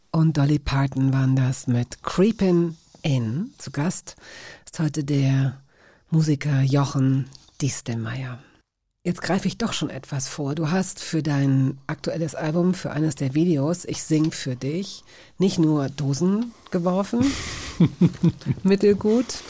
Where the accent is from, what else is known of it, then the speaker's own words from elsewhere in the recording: Hanover, Lower Saxony, Germany; ich komme selbst aus Hannover